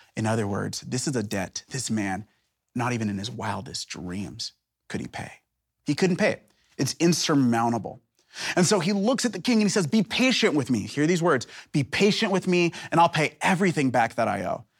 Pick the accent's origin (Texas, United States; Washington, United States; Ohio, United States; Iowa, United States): Washington, United States; Seattle; now in Portland, United States; I'm from Seattle, Portland, it's part of the greater Northwest